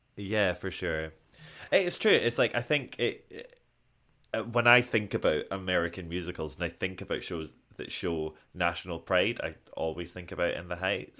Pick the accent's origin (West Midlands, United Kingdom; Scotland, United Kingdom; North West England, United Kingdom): Scotland, United Kingdom